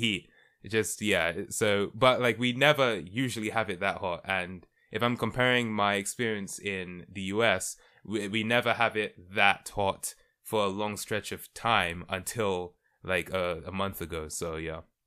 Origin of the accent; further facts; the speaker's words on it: London, United Kingdom; I was born and raised in London, United Kingdom.